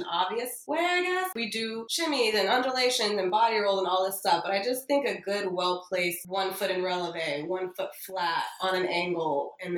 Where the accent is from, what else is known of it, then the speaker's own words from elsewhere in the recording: Miami, Florida, United States; I'm born and raised here.